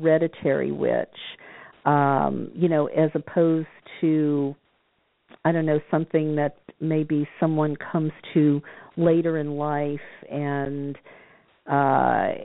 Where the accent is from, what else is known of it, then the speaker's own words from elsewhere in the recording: New Orleans, Louisiana, United States; I come from New Orleans